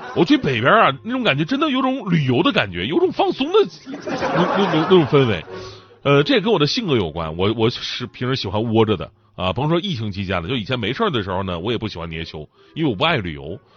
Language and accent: Chinese; Changchun, Jilin, China; also born or lived in Wenzhou; 我的家是长春